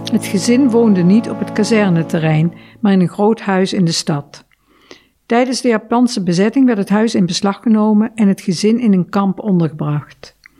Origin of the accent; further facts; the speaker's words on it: Indonesia; now in Netherlands; mijn geboorteland